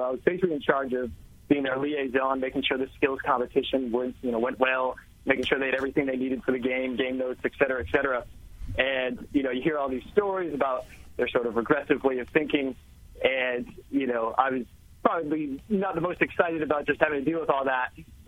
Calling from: New Brunswick, New Jersey, United States; I'm here in New Jersey, right outside New Brunswick.

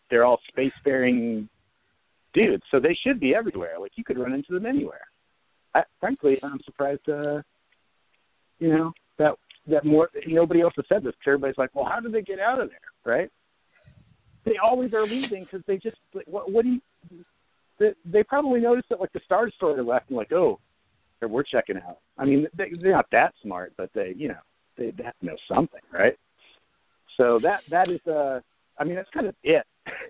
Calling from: New Jersey, United States; from New Jersey.

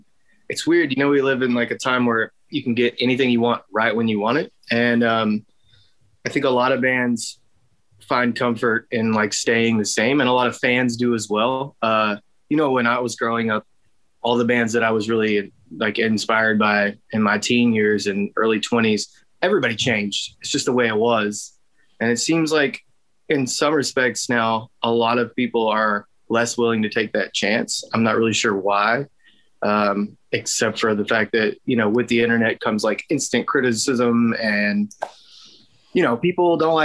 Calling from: Longview, Texas, United States; I'm home in Longview, Texas.

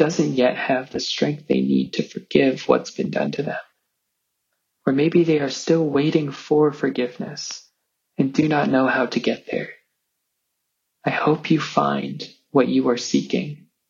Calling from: Chicago, Illinois, United States; I'm calling you from Chicago

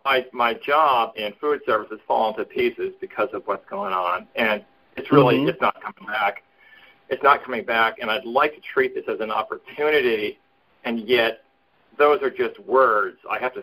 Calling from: Portland, Oregon, United States; Hey, Jimmy … in Portland.

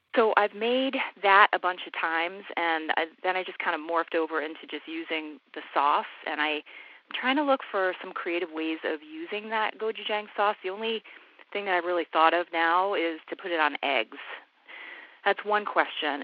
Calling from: East Greenwich, Rhode Island, United States; I'm calling from East Greenwich, Rhode Island

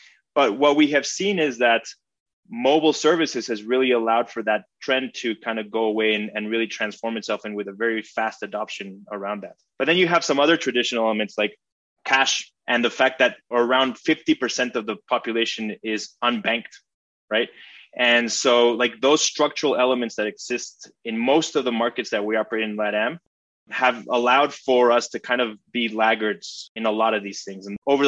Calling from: Mexico City, Mexico; I'm in Mexico City right now.

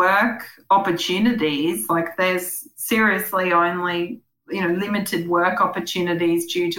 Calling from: Dulacca, Queensland, Australia; I'm calling you from Dulacca in Western Queensland

